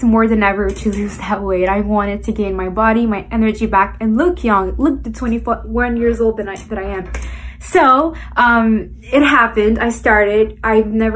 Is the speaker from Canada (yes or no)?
yes; Montreal, Quebec, Canada; I am from Montreal, Canada